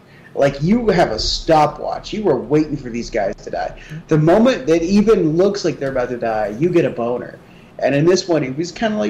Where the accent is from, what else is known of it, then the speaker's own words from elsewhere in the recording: United States; I'm an American